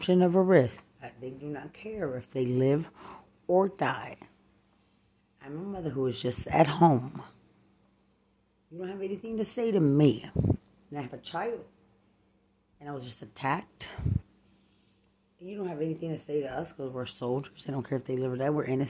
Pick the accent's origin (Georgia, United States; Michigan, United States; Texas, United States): Texas, United States; Lubbock; I'm from Lubbock